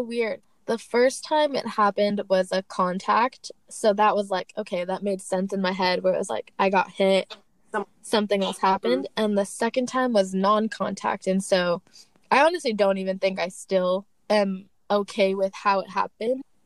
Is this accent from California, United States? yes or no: yes; Torrance, California, United States; also born or lived in Portland, Oregon; I am from Torrance, California